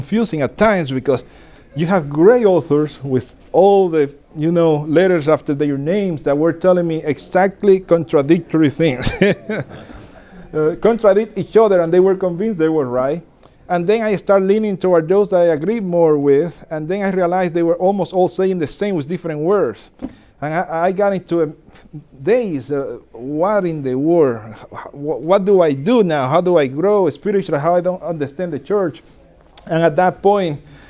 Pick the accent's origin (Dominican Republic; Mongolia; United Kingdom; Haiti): Dominican Republic; I was born and raised in Dominican Republic